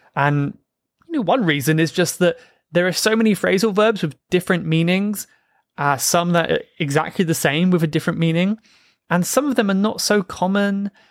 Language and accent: English; South Coast of England, United Kingdom; I grew up on the South Coast of England